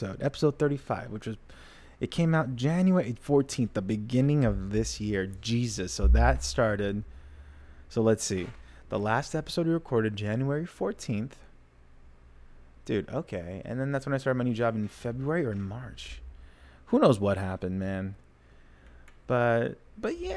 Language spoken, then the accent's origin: English; United States; I'm American